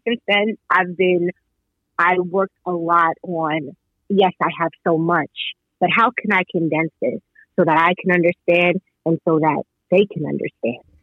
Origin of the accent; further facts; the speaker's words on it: New York, United States; I'm from New York